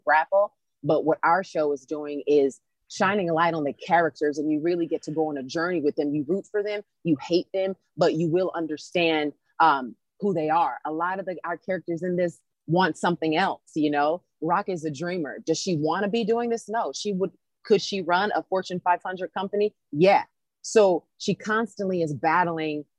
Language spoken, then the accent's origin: English; South Carolina, United States; I grew up in South Carolina